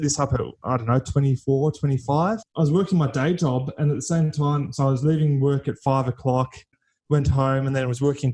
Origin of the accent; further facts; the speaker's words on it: Melbourne, Victoria, Australia; I'm from Melbourne, Victoria, Australia.